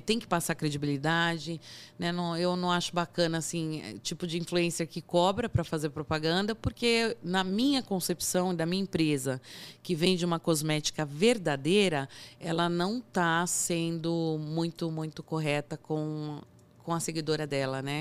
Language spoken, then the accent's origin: Portuguese; Brazil; somos brasileiros